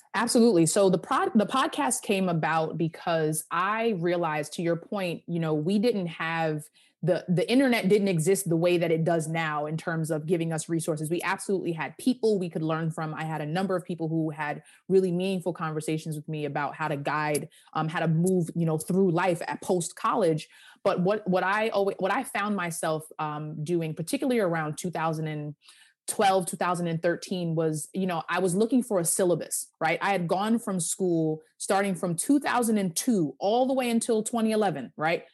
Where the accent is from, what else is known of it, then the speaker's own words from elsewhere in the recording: Hempstead, New York, United States; I am from Hempstead, Long Island